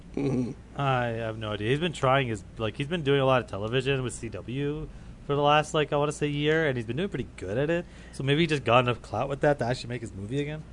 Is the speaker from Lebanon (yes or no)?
no; Canada; I'm I'm Canadian